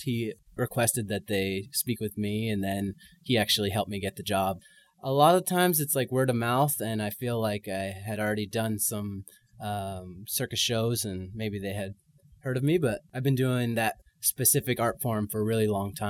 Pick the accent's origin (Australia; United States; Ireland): United States; San Francisco, California; moved away as an adult; also born or lived in Montreal; I grew up in San Francisco.